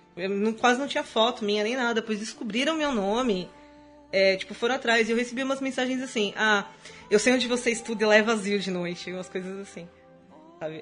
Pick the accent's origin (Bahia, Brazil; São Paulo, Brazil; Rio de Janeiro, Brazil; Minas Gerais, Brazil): São Paulo, Brazil; Guarulhos; eu sou de Guarulhos